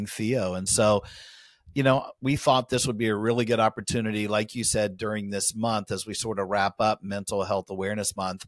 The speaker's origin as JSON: {"language": "English", "town": "Winter Garden", "region": "Florida", "country": "United States", "tie": "born or raised there", "said": "here in my hometown in Winter Garden"}